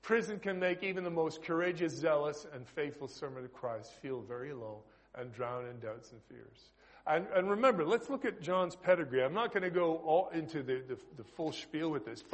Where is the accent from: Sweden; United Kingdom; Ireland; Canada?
Canada; accent: Canadian; moved away; my noisy Canadian accent